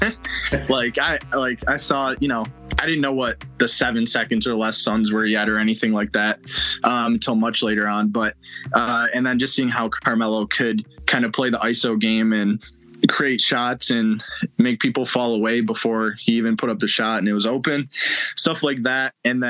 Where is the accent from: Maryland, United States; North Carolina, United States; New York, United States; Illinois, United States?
New York, United States; Buffalo; growing up in the Buffalo, New York area